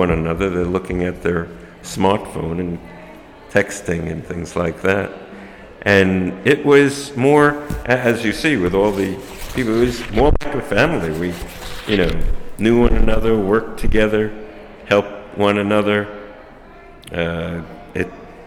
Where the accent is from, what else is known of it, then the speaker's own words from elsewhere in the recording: New York City, New York, United States; growing up in Brooklyn as a neighborhood